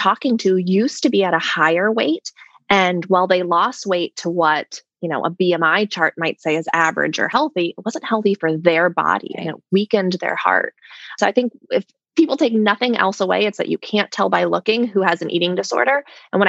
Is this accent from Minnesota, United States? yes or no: yes; Minnesota, United States; I'm from Minnesota